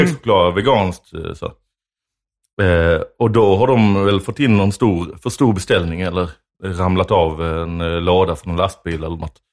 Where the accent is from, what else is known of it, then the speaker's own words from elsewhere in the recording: Lund, Skåne, Sweden; jag är uppvuxen i Lund